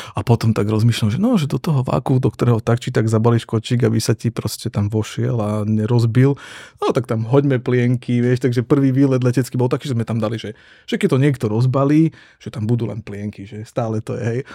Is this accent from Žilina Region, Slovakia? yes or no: no; Prešov, Prešov Region, Slovakia; now in Bratislava, Slovakia; ja som pôvodom Zabranovec z Prešove, hej, takže východné Slovensko